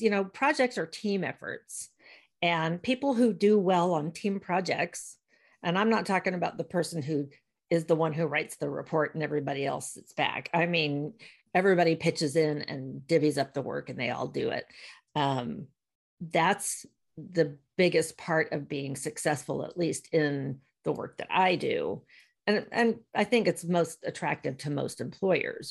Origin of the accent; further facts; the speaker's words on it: Virginia, United States; moved away as an adult; also born or lived in Portland, Maine / Southern California / Sacramento / San Diego; Born and raised in Virginia